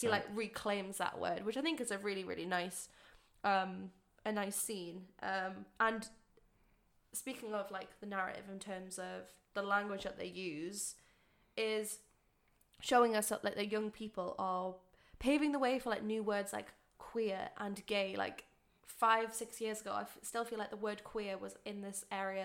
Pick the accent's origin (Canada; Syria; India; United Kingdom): United Kingdom; us as British people